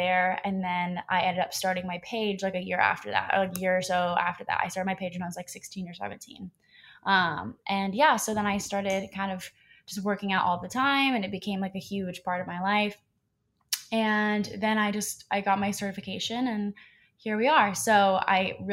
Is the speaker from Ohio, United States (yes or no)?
yes; Columbus, Ohio, United States; now in Los Angeles, United States; I'm originally from Columbus, Ohio